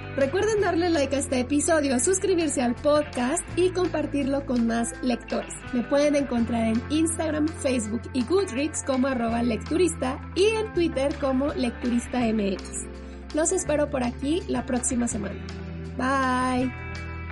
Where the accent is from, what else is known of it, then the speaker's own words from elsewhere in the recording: Mexico; a la sociedad mexicana de todos nosotros